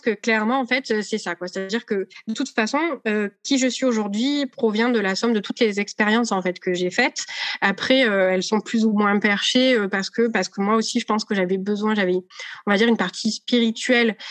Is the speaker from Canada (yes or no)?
no; Marseille, Provence-Alpes-Côte d'Azur, France; je suis marseillaise